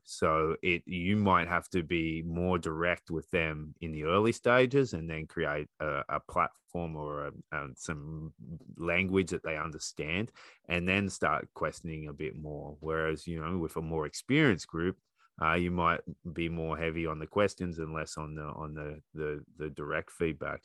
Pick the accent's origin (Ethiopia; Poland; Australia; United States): Australia; now in Canada; being an Australian coach in Canada